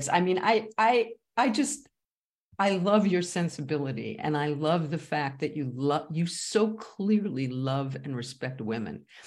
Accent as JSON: {"language": "English", "region": "Texas", "country": "United States", "said": "I, I, I, I'm from Texas, but I'd rather be in Paris."}